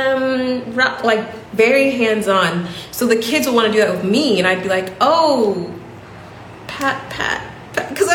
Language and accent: English; United States; moved away; a black woman from America speaking, you know, quite good English